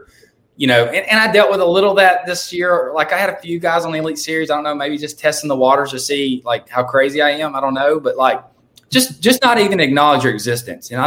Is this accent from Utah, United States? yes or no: no; Louisiana, United States; I'm from Louisiana. I've lived like an hour from Toledo Bend my whole life.